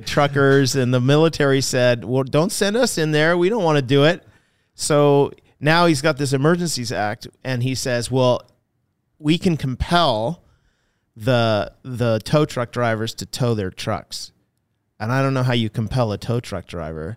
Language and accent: English; Canada; I'm a Canadian